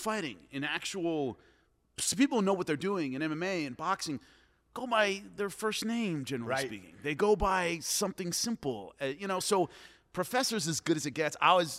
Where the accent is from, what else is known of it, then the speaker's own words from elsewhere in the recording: Long Beach, California, United States; I'm from Long Beach, California